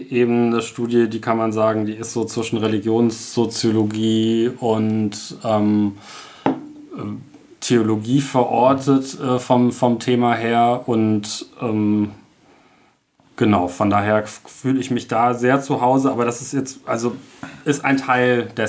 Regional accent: Kassel, Hesse, Germany; ich komme aus Kassel. Ähm, dort wohne ich mit meiner Frau

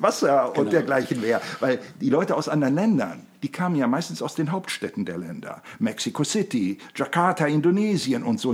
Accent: Germany; bei uns in Deutschland

